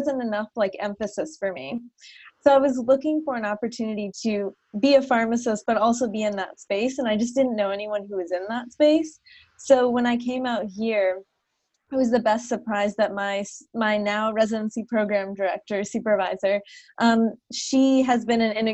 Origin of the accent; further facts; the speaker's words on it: New Jersey, United States; moved away as an adult; also born or lived in Minnesota / Charleston, South Carolina; I'm originally from New Jersey or from the Northeast in general. Um, and then I did my undergrad out in Minnesota at Carleton College. And then after that, I moved to South Carolina to do my pharmacy training. Um, so I was in Charleston for three years